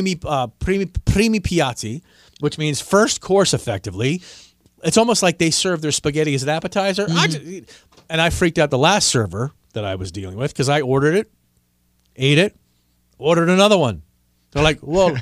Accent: United States; I'm an American

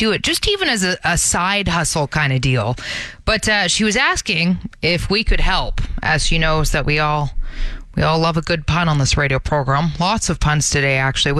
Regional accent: Brampton, Ontario, Canada; moved away as an adult; now in Calgary, Canada; Brampton, my hometown

